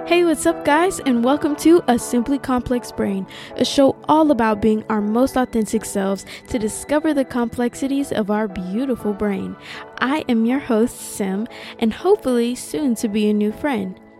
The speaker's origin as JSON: {"language": "English", "region": "South Carolina", "country": "United States", "tie": "born or raised there", "moved": "as an adult", "lives_now": "West Hollywood, Los Angeles, United States", "said": "growing up in South Carolina, if you know that it, it is a very conservative, very traditional place"}